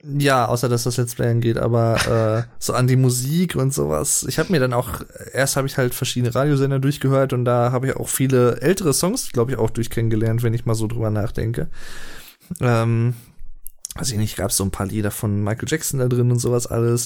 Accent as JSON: {"language": "German", "region": "Berlin", "country": "Germany", "said": "Ich komme ja auch aus Berlin"}